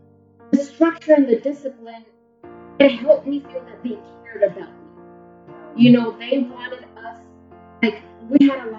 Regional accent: Guatemala; English is a second language; also born or lived in El Salvador; Growing up in Guatemala and El Salvador, I was always taught, you know, that you have to be a lady, and then you're going to be a good wife

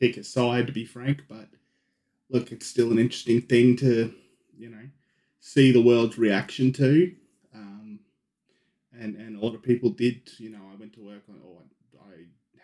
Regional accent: Australia; We're Australian

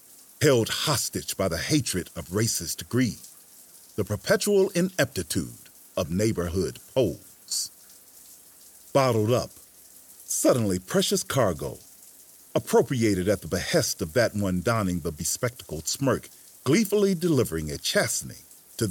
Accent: Jackson, Mississippi, United States; my hometown, Jackson, Mississippi

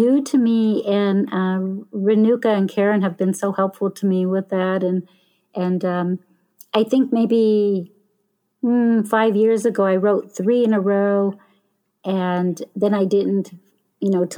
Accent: town near Starved Rock State Park, Illinois, United States; in my hometown when I was small

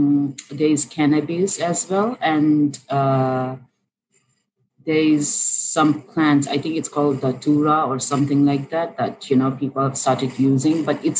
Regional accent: Bhutan; In Bhutan.

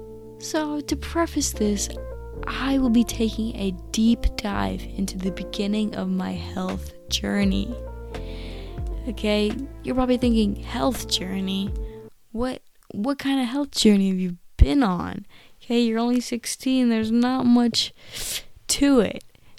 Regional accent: India; I'm Indian, you know. We value, like, the cow, and I just think, you know, it just doesn't feel right to me

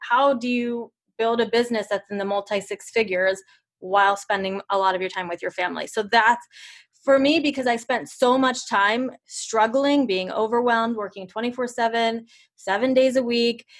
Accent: Italy; moved away; I am from Italy

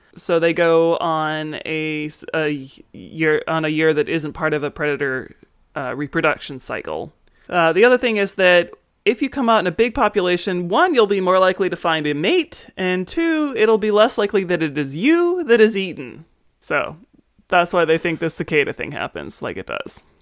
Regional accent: Maryland, United States; growing up in Maryland

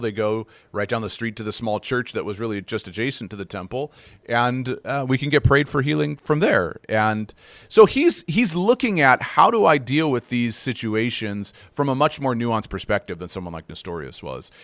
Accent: United States; also born or lived in North America; now in Canada; I'm an American by uh, by birth

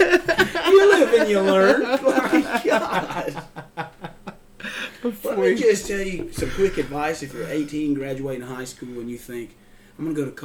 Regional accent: Pell City, Alabama, United States; also born or lived in Jacksonville, Alabama; I'm from Pell City, Alabama.

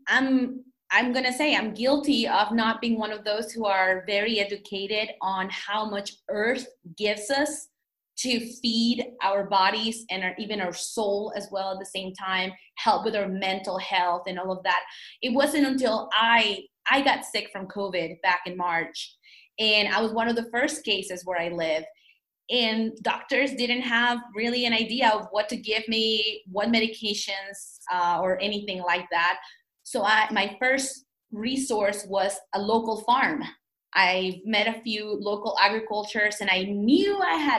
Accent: Mexico; also born or lived in New York; now in United States; growing up in Mexico, you go to El Mercado

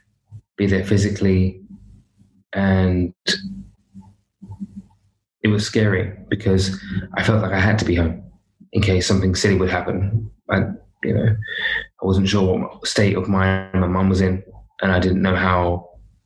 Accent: London, United Kingdom; I was brought up in London

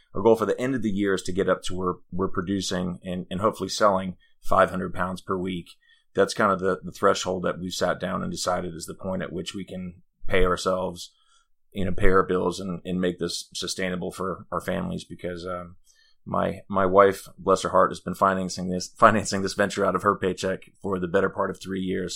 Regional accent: Denmark; now in Greenville, United States; I'm from Denmark

